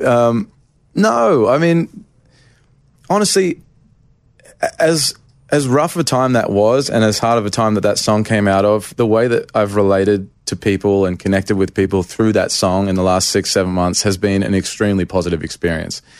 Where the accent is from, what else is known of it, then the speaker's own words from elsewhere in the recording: Australia; moved away as an adult; now in Nashville, United States; I went back to Australia um, for a month at Christmas. And just, like, I went to my hometown